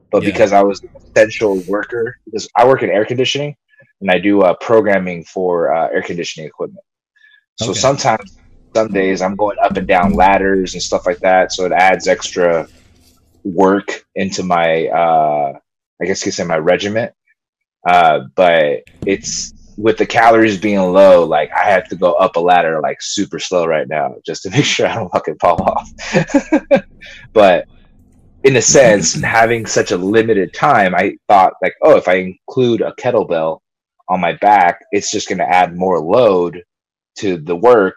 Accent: Long Beach, California, United States; first language Spanish; English is a second language; I live, born and raised in Long Beach, California

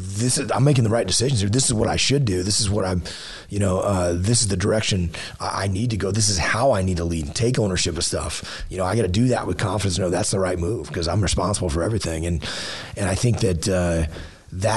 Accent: Southeast Texas, United States; growing up in Southeast Texas

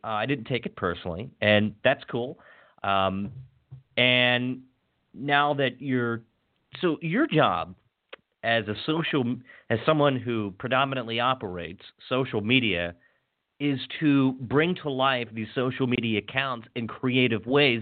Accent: WHAG's area, Maryland, United States; my hometown's um, local television station, WHAG

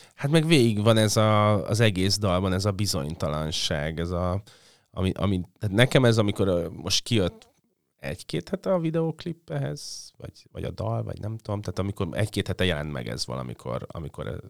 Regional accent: Budapest, Hungary; lakásba születtem a 80, 81-ben, ahol volt egy pálmafa

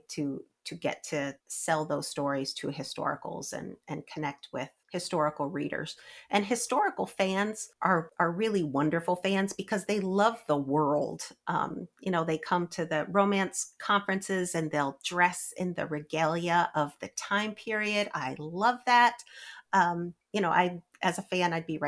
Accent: Albany, New York, United States; I grew up in near Albany, New York

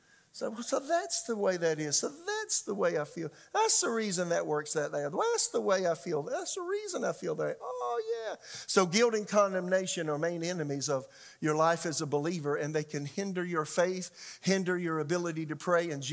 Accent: South Carolina, United States; became a pastor, associate pastor of a church in my hometown

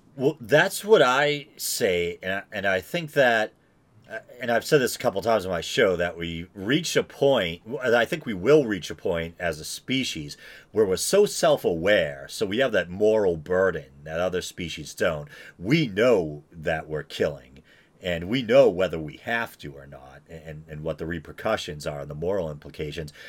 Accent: New England, United States; I'm from New England

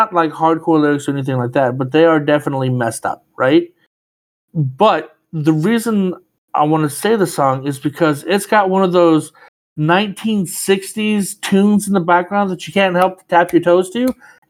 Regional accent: Louisiana, United States; moved away as an adult; now in Florida, United States; the first 18 years of my life, I grew up in Louisiana, so I have Florida heat plus year-round 100% humidity. So, I mean, I've just always lived in heat

